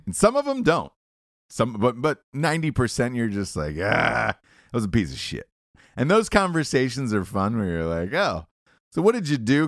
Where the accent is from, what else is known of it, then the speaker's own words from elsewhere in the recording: Atlanta, Georgia, United States; I'm from Atlanta.